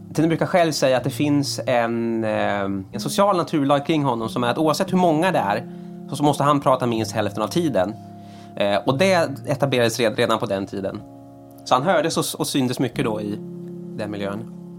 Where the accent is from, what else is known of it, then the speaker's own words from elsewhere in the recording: Sweden; som svensk